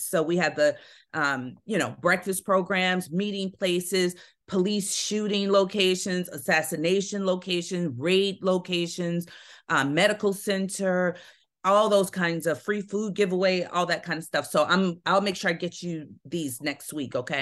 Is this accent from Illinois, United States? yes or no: yes; Chicago, Illinois, United States; also born or lived in Altgeld Gardens, Chicago; we moved from Augale to, um, to Roseland, so that's really where I spent the majority of my childhood.